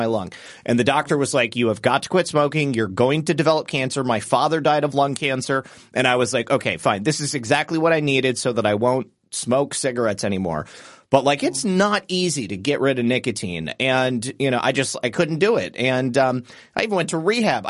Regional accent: Michigan, United States; moved away as an adult; now in Florida, United States; I'm from Michigan

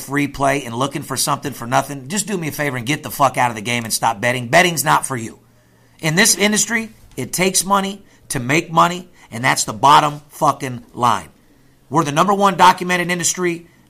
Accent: North Las Vegas, Nevada, United States; I'm born and raised in North Las Vegas.

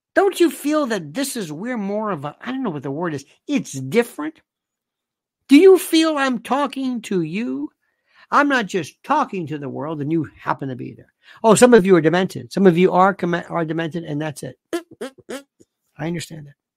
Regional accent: Florida, United States; growing up in Florida, a lot of people talk like

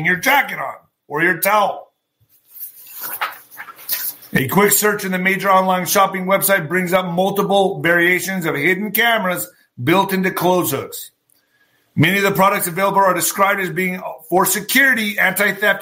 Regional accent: El Paso, Texas, United States; my hometown today. He's coming into El Paso

